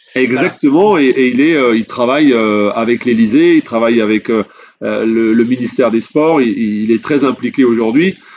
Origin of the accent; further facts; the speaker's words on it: France; en tant que Français et, fier de l'être